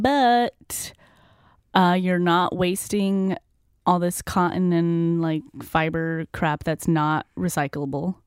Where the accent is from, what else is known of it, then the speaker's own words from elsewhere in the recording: Utah, United States; moved away; I'm originally from Utah